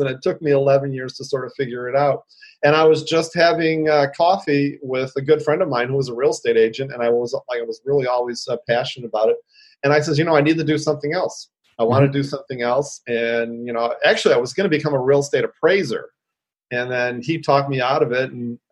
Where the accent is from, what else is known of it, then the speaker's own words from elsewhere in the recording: Detroit, Michigan, United States; now in San Francisco, United States; born and raised in Detroit, Midwestern boy